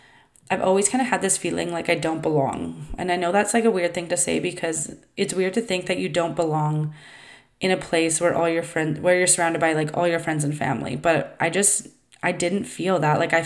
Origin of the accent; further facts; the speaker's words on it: Vancouver Island, British Columbia, Canada; I was raised on Vancouver Island from about age 7 till 19.